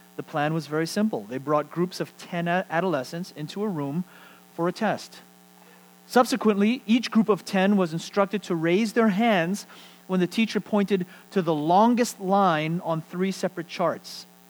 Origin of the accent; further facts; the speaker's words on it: United States; as American Christians